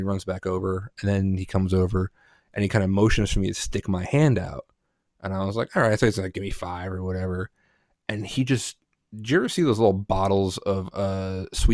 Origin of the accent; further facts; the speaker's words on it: Northeast, United States; also born or lived in New Jersey / Pennsylvania / New York; I grew up in the Northeast, Jersey, Pennsylvania, New York